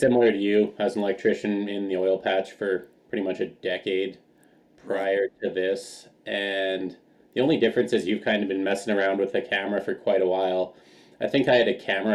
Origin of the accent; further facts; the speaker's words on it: Alberta, Canada; moved away; I grew up hiking, backpacking, climbing all through the Rockies. Like, I'm from Alberta initially